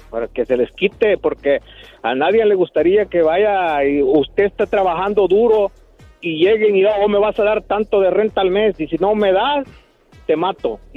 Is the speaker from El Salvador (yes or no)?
yes; El Salvador; yo del Salvador.